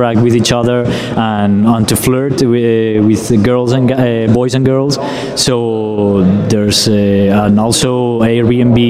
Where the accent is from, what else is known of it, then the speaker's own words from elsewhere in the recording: Spain; I'm from here, from Spain